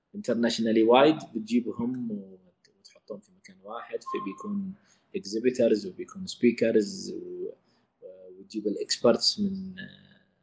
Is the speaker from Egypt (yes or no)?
no; Yemen; عندنا في اليمن